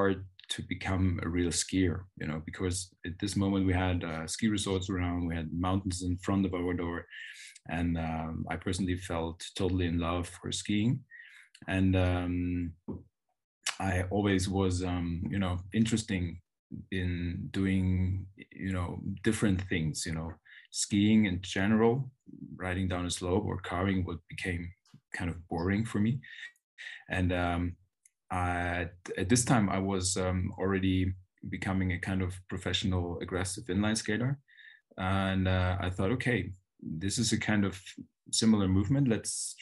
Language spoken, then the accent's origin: English; Germany; I'm from Germany